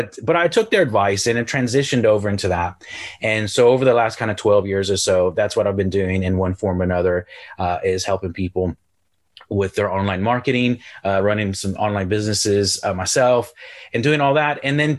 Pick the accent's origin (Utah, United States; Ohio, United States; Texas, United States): Texas, United States; Houston; moved away as an adult; also born or lived in Galway, Ireland; now in England; Yes, my accent is confused. I'm originally from Houston, Texas. I moved to the Republic of Ireland on the west coast of Ireland near Galway about 16 years ago. And then I live in the north of England now.